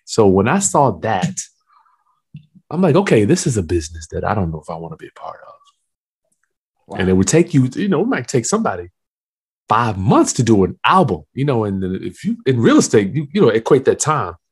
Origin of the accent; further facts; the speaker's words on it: Lynchburg, Virginia, United States; also born or lived in Hampton, Virginia; I'm from Lynchburg, Virginia. I came to Hampton, Virginia to go to Hampton University